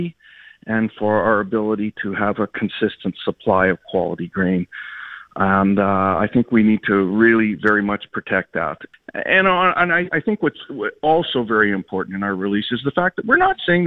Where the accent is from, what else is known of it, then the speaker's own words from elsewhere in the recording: Canada; I'm Canadian